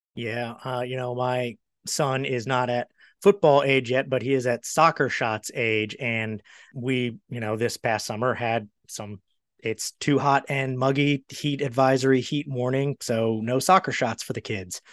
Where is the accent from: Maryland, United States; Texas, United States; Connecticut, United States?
Maryland, United States; now in Charlotte, United States; I'm from Maryland